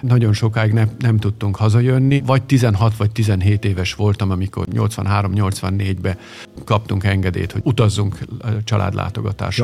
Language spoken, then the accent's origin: Hungarian; Vienna, Austria; also born or lived in Budapest, Hungary; Én Bécsben nőttem föl.